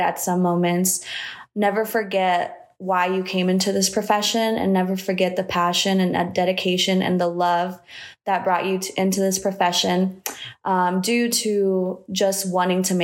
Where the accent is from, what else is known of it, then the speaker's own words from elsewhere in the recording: Matamoros, Tamaulipas, Mexico; now in Indianapolis, United States; I was born in Matamoros, Mexico